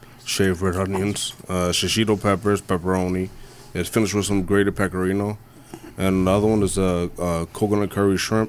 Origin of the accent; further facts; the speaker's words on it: Philadelphia, Pennsylvania, United States; moved away as an adult; also born or lived in Nicaragua; now in New Jersey, United States; When we came over here, there was a war over there. My parents brought us over when I was two, and I've been here ever since. Oh. Well, in Philly, and now I'm in Jersey.